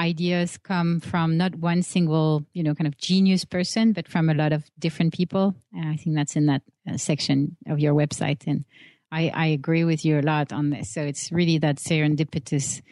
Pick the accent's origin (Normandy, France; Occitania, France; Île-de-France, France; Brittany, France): Île-de-France, France; Paris; moved away as an adult; coming from Paris, where I grew up in France, landing in San Francisco